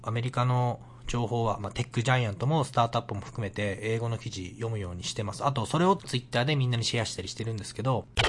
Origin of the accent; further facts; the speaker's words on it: Kakuda, Miyagi, Japan; first language Japanese; moved away as an adult; now in Vancouver, Canada; 僕は宮城県の角田市っていうところで、まあ、仙台と福島県の間みたいなところなんですけど